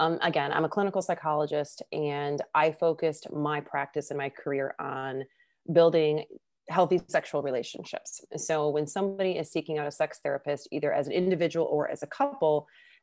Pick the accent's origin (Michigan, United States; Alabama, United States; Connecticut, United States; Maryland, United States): Michigan, United States; moved away as an adult; now in California, United States; I'm from Michigan